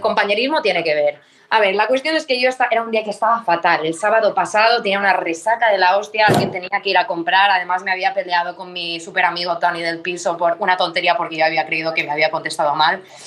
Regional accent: Mallorca, Balearic Islands, Spain; moved away as an adult; now in Barcelona, Spain; somos de Mallorca

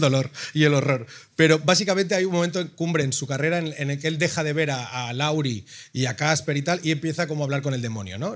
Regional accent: Ripollet, Catalonia, Spain; yo soy de Ripollet

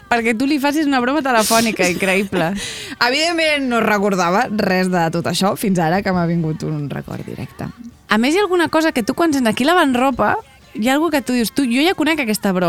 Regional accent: Vilassar de Dalt, Catalonia, Spain; del meu poble, de Vilassar de Dalt

